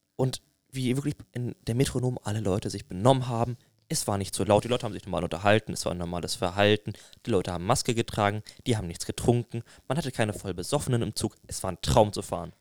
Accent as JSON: {"language": "German", "town": "Bamberg", "region": "Bavaria", "country": "Germany", "said": "bei uns in Bamberg"}